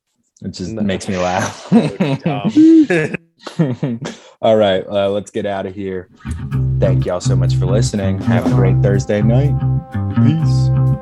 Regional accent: United States; moved away; I grew up in Eagles country, right?

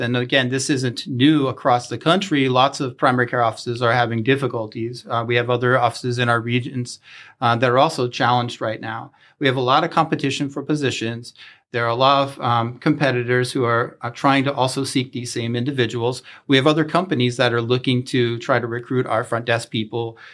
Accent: Chambersburg, Pennsylvania, United States; moved away; I am from Chambersburg and I had the opportunity to come back home

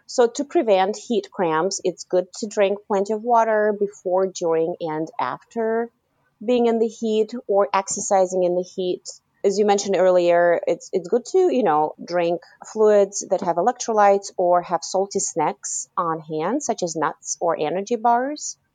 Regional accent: Kazakhstan; moved away; I was born in Kazakhstan, and um, growing up, you know, in the '90s in Kazakhstan

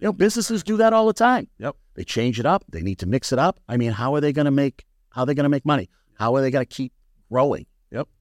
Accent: New England, United States; also born or lived in Florida; I went to Florida in the late 60s, came back from Florida in the early 70s, and I was a blonde headed, green eyed little kid. All right. And I was coming into New England at, I don't know, first grade, second grade

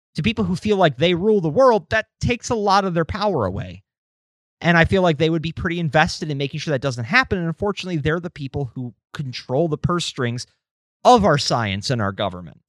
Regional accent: United States; I'm an American

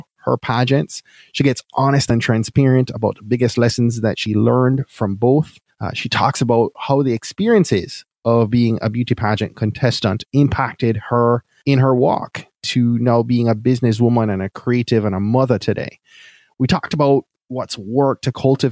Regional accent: Jamaica; we were both born and raised in Jamaica

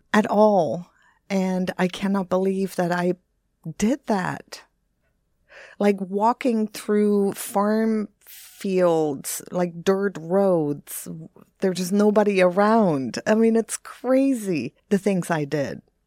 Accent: Bremerhaven, Bremen, Germany; moved away; Bremerhaven, which is my hometown

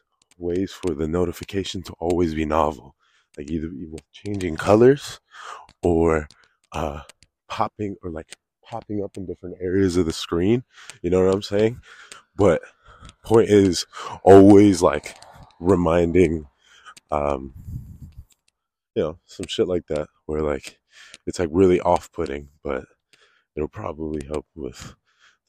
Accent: Connecticut, United States; now in South Florida, United States; I grew up in Connecticut

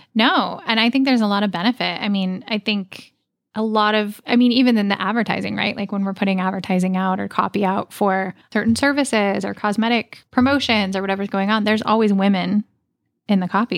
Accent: Oregon, United States; moved away; I grew up in Oregon

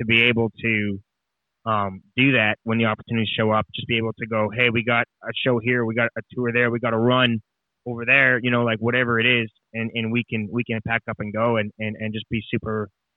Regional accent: Canada; moved away as an adult; now in Nashville, United States; when I came to Nashville, you know, being Canadian

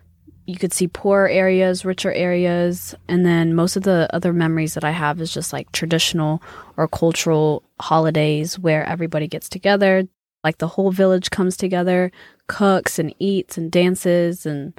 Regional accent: Texas, United States; also born or lived in Ethiopia; oh, I'm from Texas, but I lived in Ethiopia for 9 years. I mean, about nine years.

